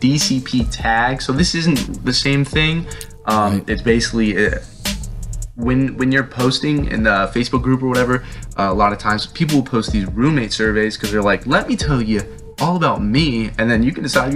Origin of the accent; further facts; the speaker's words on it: Northern Virginia, United States; My hometown is where I live now